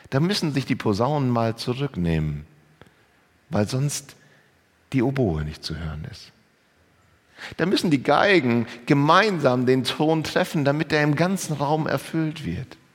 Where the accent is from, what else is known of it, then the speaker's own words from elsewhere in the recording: Lower Saxony, Germany; Ja, als Ostfriese ist man Hamburg jetzt nicht unbedingt so nah.